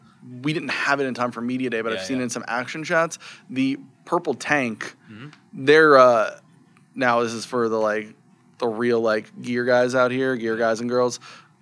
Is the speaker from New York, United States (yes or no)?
yes; Staten Island, New York, United States; Staten Island.